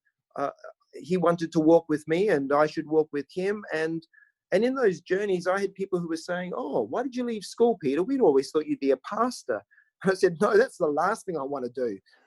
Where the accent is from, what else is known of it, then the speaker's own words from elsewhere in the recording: Barossa Valley, South Australia, Australia; moved away as an adult; now in Perth, Australia; I grew up in rural South Australia. I'm from the Barossa Valley